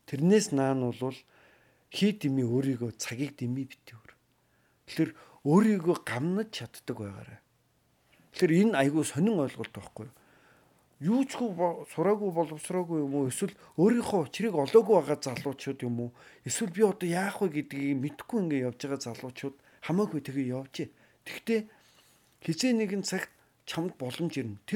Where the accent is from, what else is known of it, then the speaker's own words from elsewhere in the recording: Mongolia; би Ааз хүн, би Монгол хүн.